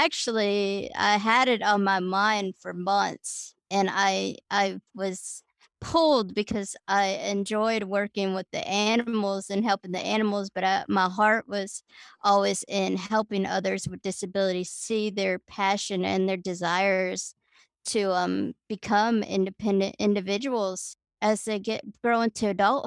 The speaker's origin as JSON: {"language": "English", "town": "Miami", "region": "Florida", "country": "United States", "tie": "born or raised there", "moved": "yes", "lives_now": "Huntsville, United States", "said": "I grew up down in Miami, Florida"}